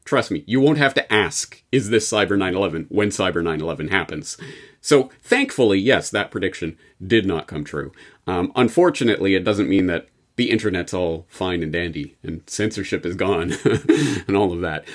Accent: Canada; as a Canadian

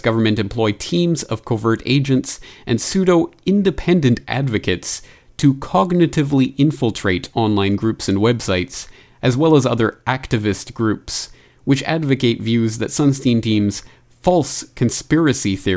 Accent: Canada; my home country of Canada

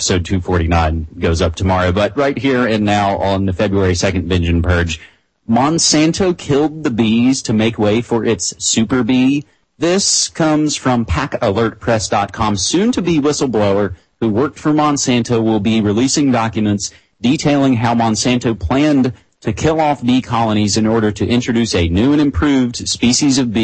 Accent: West Virginia, United States; now in West Coast, United States; being on the West Coast now, being away from, you know, my home state of West Virginia

